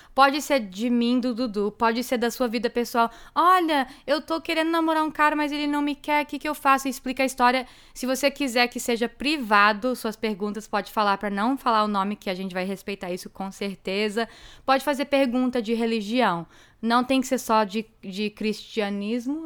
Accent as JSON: {"language": "Portuguese", "region": "South Florida", "country": "United States", "tie": "born or raised there", "also_born_or_lived": "Framingham, Massachusetts"}